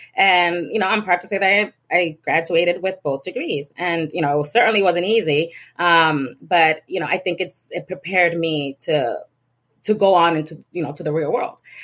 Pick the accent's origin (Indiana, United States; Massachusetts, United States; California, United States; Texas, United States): Massachusetts, United States; Lawrence; growing up in Lawrence